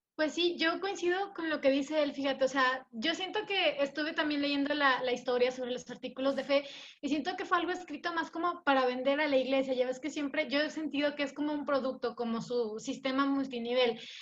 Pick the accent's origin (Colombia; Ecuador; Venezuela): Ecuador; moved away as an adult; now in Mexico; soy ecuatoriana